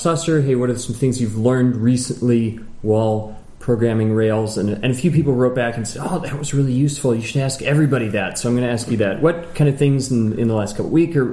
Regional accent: Seattle, Washington, United States; I'm from Seattle

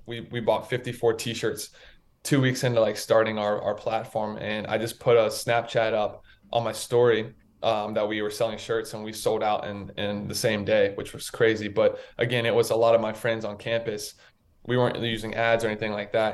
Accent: Raleigh, North Carolina, United States; I'm from Raleigh, North Carolina. I grew up in uh, in North Carolina

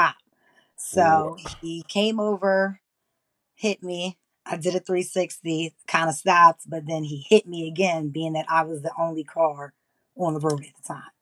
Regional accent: Plainfield, New Jersey, United States; I am from New Jersey. I'm from Plainfield

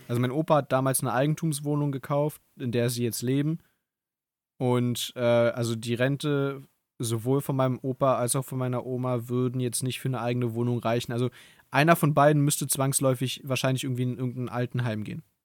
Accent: Berlin, Germany; ich bin ja hier in Berlin groß geworden

